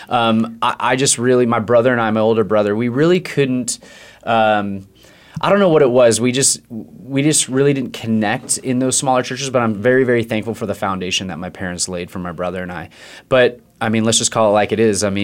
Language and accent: English; California, United States; And I grew up in Northern California, and my family kind of bounced all over the place.